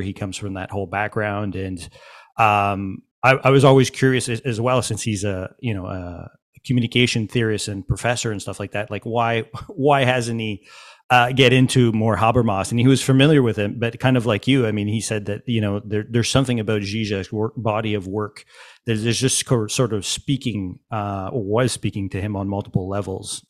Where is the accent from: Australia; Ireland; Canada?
Canada; Montreal, Quebec; I'm from Montreal